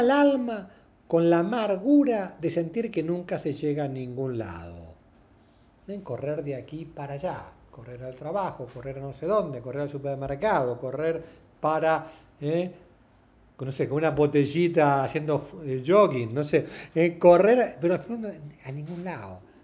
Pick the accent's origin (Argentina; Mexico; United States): Argentina; somos los argentinos